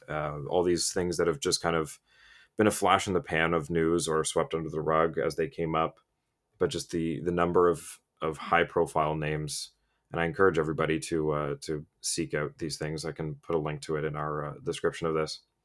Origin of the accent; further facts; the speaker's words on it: Canada; as a Canadian